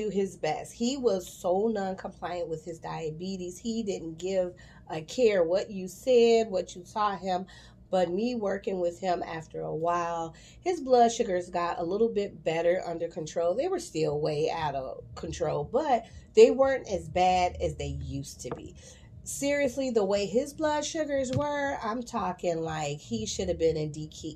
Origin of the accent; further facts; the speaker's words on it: Chicago, Illinois, United States; I love my city. I'm from Chicago. Shy till